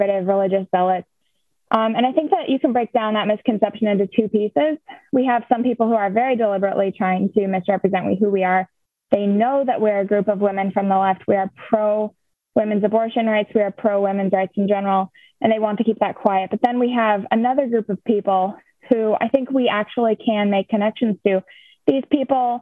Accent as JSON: {"language": "English", "town": "La Crosse", "region": "Wisconsin", "country": "United States", "said": "I'm from the La Crosse area of Wisconsin"}